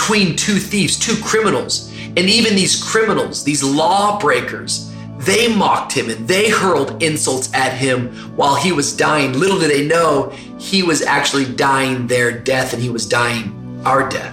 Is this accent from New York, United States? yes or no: no; Tacoma, Washington, United States; when I was growing up in Tacoma